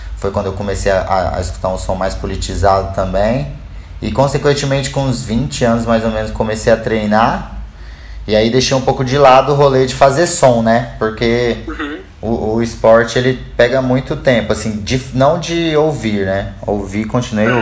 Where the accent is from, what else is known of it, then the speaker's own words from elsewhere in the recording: Goiânia, Goiás, Brazil; accent: goiano; moved away; bem típico saber quem é goiano, né? A gente, a gente tem um, um sotaque muito nosso